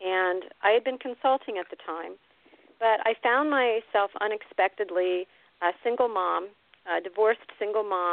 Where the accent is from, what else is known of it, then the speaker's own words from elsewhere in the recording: Pennsylvania, United States; accent: East Coast; I grew up in Pennsylvania.